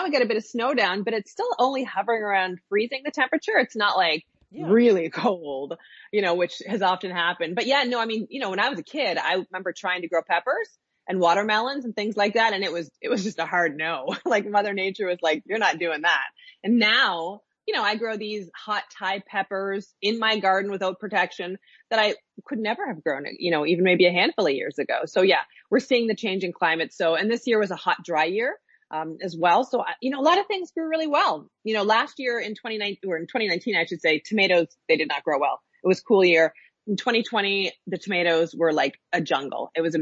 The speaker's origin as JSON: {"language": "English", "region": "Nova Scotia", "country": "Canada", "tie": "born or raised there", "said": "I grew up in Nova Scotia. Yeah, my family lives here"}